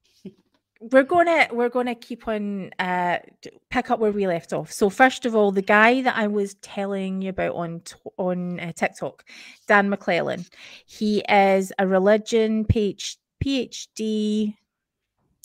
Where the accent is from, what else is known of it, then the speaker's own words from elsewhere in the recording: United Kingdom; as British Mormons